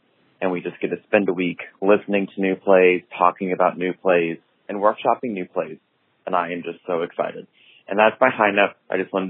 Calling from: Houston, Texas, United States; I'm calling from Houston, Texas.

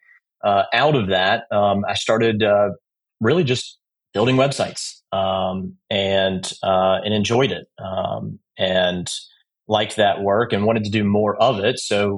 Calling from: Charleston, South Carolina, United States; I'm calling from Charleston, South Carolina

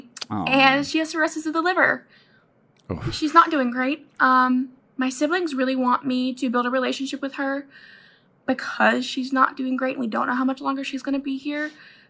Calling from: Georgia, United States; Hey, Matt and Chris. … I'm from Georgia.

